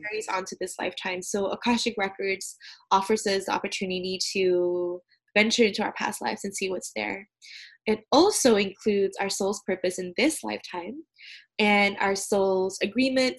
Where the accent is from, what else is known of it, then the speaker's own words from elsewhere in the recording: Malaysia; moved away as an adult; now in United States; I'm originally from Malaysia